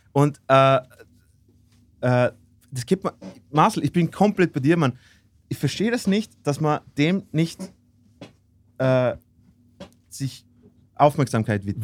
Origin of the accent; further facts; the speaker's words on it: Austria; bei uns in Österreich